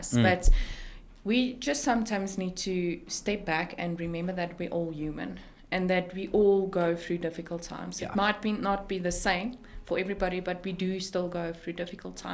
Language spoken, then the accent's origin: English; South Africa; in South Africa, being a South African